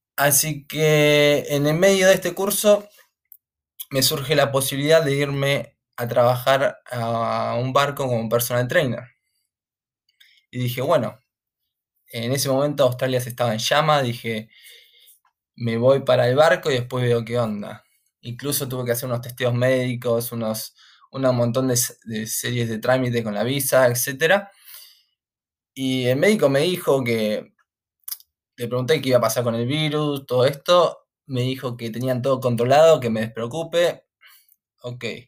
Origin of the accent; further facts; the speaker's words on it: San Antonio de Padua, Buenos Aires Province, Argentina; moved away as an adult; now in United Kingdom; me crié en Buenos Aires, San Antonio de Padua.